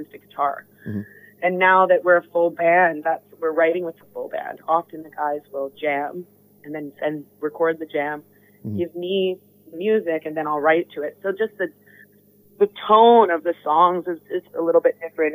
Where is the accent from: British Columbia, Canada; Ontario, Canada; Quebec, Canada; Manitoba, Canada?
British Columbia, Canada; Vancouver; growing up in Vancouver is really different than growing up in New York or growing up in London